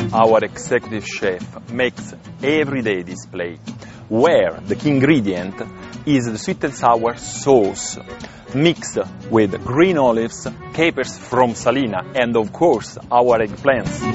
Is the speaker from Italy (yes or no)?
yes; Amalfi Coast, Campania, Italy; now in Sicily, Italy; I am from Amalfi Coast, and when I moved to Sicily